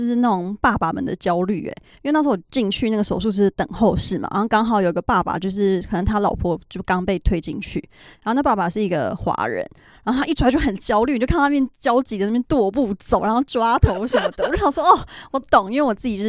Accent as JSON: {"language": "Chinese", "country": "Taiwan", "lives_now": "United States", "said": "因为他好像知道我是台湾人"}